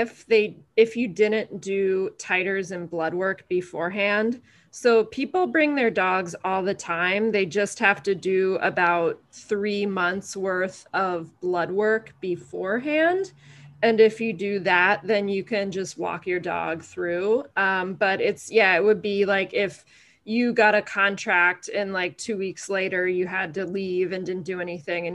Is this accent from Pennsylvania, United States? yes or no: yes; outside of Reading, Pennsylvania, United States; moved away as an adult; now in Honolulu, United States; I am originally from the East Coast. I grew up outside of Reading, Pennsylvania.